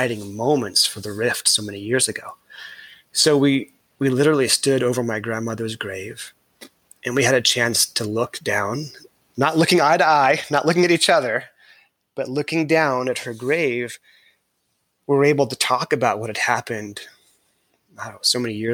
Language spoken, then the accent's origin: English; California, United States; I was born in California